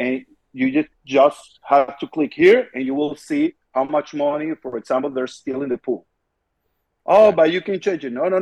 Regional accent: Venezuela; I'm from Venezuela

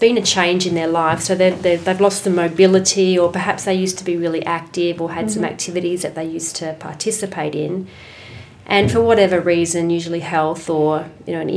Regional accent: Adelaide, South Australia, Australia; I'm an Adelaide girl, so born and raised in Adelaide

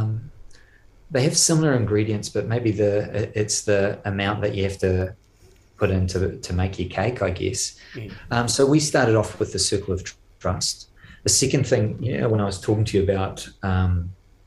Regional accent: New Zealand; moved away; being a Kiwi, I'm actually not so good at French and not so good at Flemish

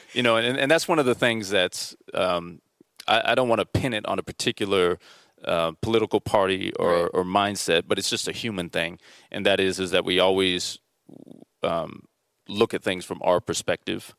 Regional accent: Mission Viejo, California, United States; we were raised in South Orange County in, in Mission Viejo

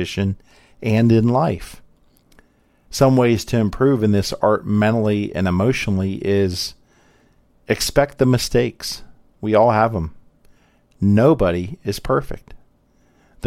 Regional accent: Columbus, Ohio, United States; Having been born and grew up here in Columbus

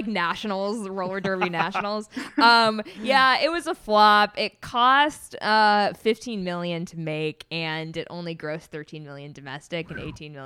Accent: New Hampshire, United States; now in Los Angeles, United States; I'm from New Hampshire originally.

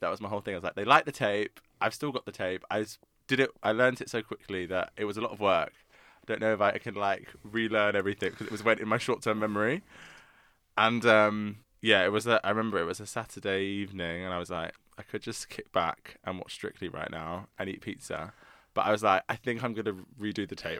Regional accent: London, United Kingdom; also born or lived in Surrey; I grew up in South London, and then went to school in Surrey

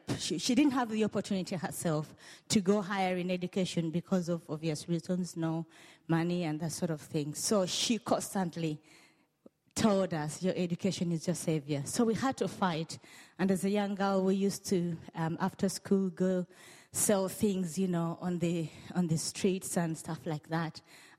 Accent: Uganda; moved away; I come from Uganda and born and bred in Uganda.

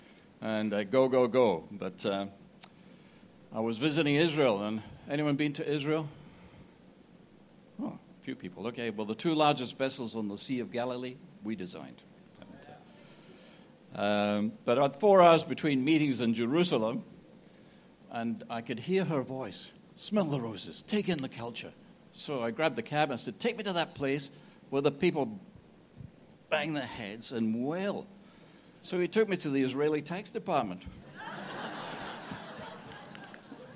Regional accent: Scotland, United Kingdom; I'm from Scotland.

